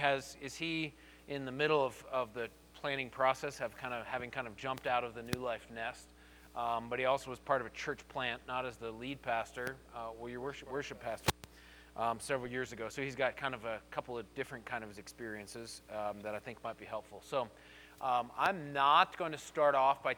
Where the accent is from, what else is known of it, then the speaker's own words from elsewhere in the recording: Colorado Springs, Colorado, United States; I grew up here in Colorado Springs, and I grew up going to New Life